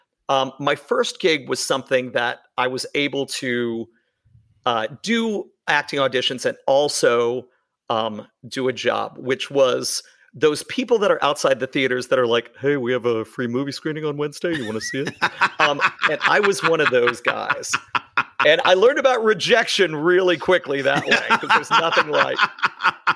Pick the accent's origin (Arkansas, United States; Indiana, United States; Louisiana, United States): Louisiana, United States; Shreveport; I'm from the South. I grew up in Shreveport, Louisiana.